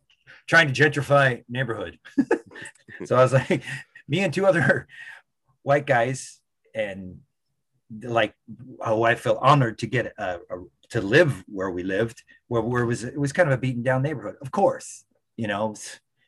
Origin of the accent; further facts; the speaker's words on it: California, United States; also born or lived in San Francisco; I come from California